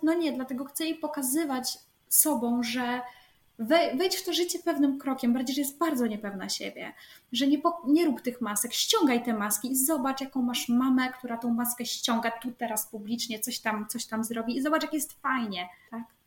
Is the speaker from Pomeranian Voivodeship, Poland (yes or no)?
yes; near Gdańsk, Pomeranian Voivodeship, Poland; ja jestem spod Gdańska